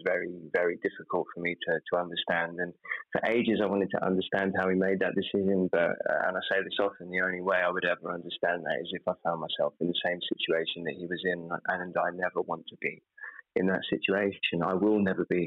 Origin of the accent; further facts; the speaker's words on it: United Kingdom; I'm British